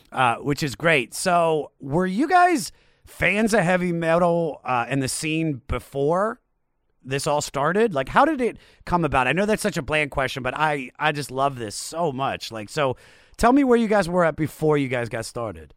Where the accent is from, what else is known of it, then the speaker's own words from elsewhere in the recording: Washington, District of Columbia, United States; I'm from Washington D.C.